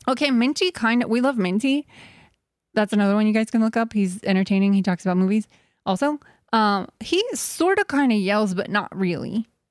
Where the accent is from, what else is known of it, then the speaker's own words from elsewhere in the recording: Texas, United States; now in California, United States; growing up in Texas